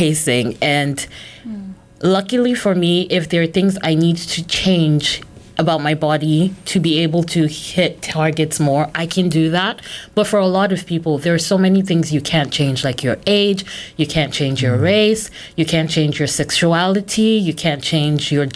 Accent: Nigeria; I'm Nigerian

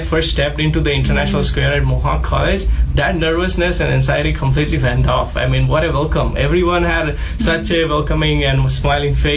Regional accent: Ahmedabad, Gujarat, India; English is a second language; moved away as an adult; now in Canada; I am from Gujarat, Ahmedabad

